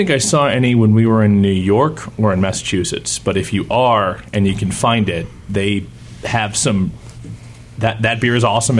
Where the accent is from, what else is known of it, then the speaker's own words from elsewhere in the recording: Kingston, Ontario, Canada; Well, I grew up watching CKWS in Kingston, Ontario, and so like they had both Montreal games and the Maple Leafs